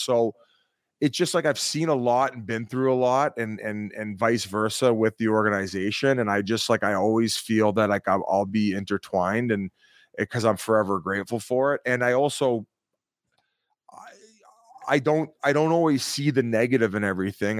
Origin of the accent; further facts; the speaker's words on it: Welland, Ontario, Canada; I'm from Welland, Ontario